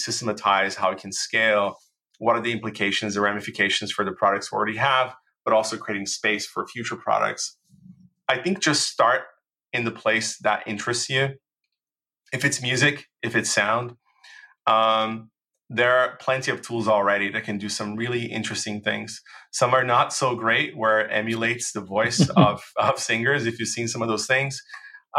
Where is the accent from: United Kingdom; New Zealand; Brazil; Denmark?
Brazil; English is a second language; moved away; also born or lived in United States